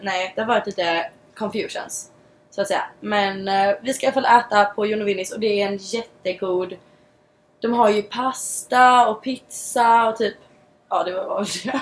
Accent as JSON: {"language": "Swedish", "country": "Sweden", "moved": "as an adult", "lives_now": "Los Angeles, United States", "said": "hemma i Sverige"}